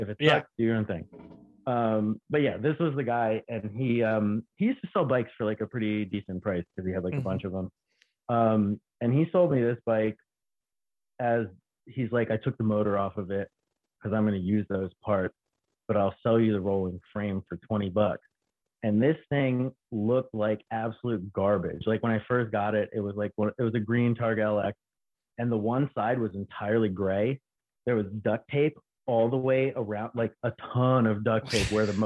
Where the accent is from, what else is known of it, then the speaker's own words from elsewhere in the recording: Baltimore, Maryland, United States; I'm from Baltimore.